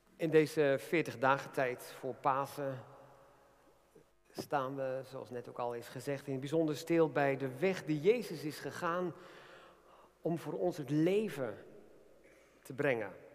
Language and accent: Dutch; Netherlands; zijn we ook Nederlanders